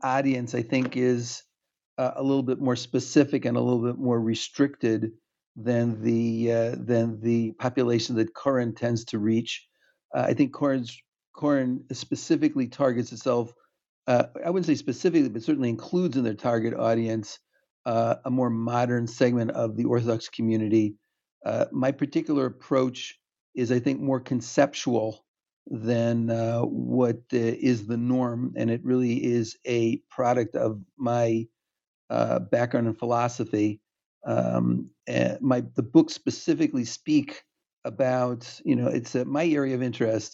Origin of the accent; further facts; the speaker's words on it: Hawaii, United States; moved away; I grew up in Hawaii